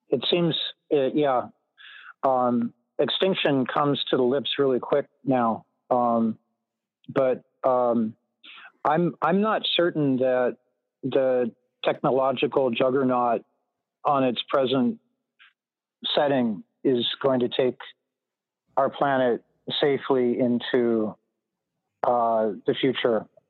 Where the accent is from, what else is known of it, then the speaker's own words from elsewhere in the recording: California, United States; I was growing up in Reagan era California